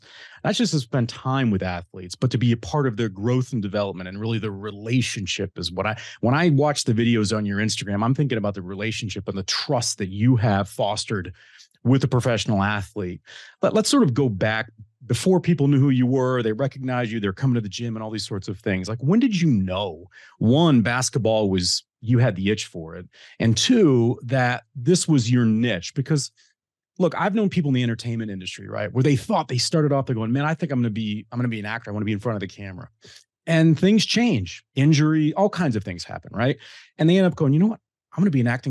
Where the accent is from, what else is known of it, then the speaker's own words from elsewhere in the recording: Detroit, Michigan, United States; growing up in Detroit during the bad boy era